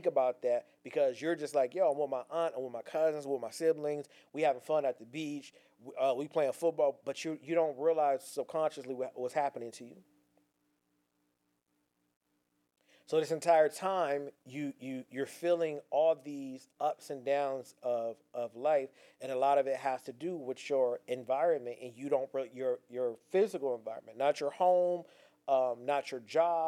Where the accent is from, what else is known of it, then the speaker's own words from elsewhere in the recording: Pasadena, California, United States; moved away; also born or lived in Gardena, California; I was born in Gardena, but I was raised in Pasadena